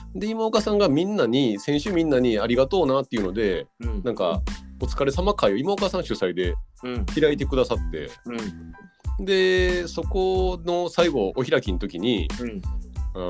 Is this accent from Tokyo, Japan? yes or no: no; Osaka, Japan; 私は大阪出身